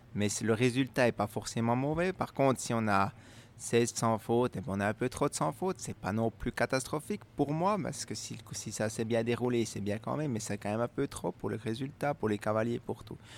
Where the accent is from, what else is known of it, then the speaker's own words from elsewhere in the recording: Switzerland; faire les grandes épreuves chez nous en Suisse